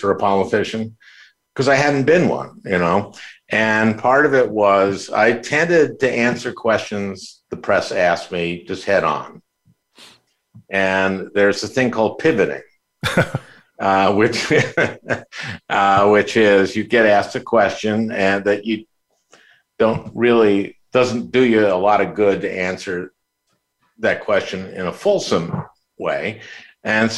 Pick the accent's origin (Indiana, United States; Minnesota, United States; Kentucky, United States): Minnesota, United States; St. Louis Park; I grew up in St. Louis Park